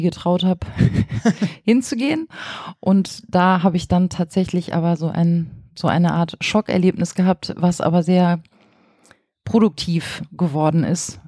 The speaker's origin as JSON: {"language": "German", "town": "Flensburg", "region": "Schleswig-Holstein", "country": "Germany", "tie": "born or raised there", "also_born_or_lived": "Kiel", "moved": "as an adult", "lives_now": "Berlin, Germany", "said": "Ich bin an der dänischen Grenze in Flensburg geboren und habe dann in Kiel Lehramt studiert, dann auch ein paar Jahre in Schleswig-Holstein als Lehrerin gearbeitet"}